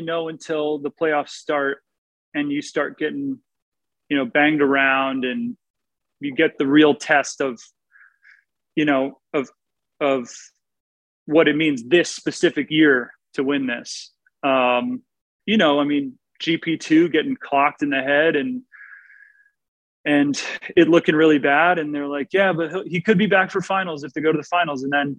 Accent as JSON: {"language": "English", "town": "New York City", "region": "New York", "country": "United States", "tie": "born or raised there", "also_born_or_lived": "Connecticut / Los Angeles", "said": "Well, so, yeah, I grew up in New York City in Connecticut."}